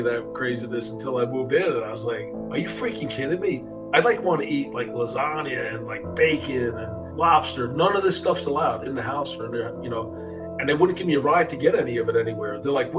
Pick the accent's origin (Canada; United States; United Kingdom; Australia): United States; New York City, New York; I was born and raised in New York City, actually from Brooklyn. And I was from a middle-class area called Bensonhurst, Gravesend area of Brooklyn. We were in an upper middle class neighborhood. It was a very peaceful, safe neighborhood. A lot of Italians